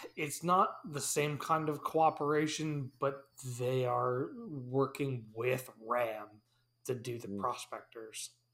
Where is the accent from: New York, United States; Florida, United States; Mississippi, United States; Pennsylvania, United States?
New York, United States; Hudson Valley; I grew up in the Hudson Valley